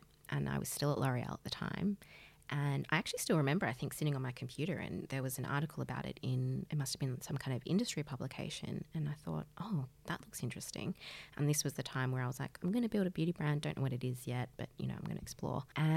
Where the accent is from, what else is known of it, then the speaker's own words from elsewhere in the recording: Australia; I'm from Australia